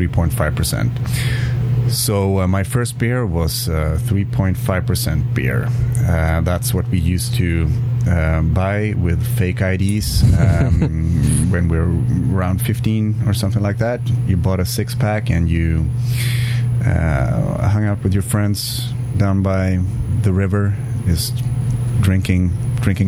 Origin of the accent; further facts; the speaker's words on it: Umeå, Västerbotten County, Sweden; I come from Umeå. It's a town about 120,000 people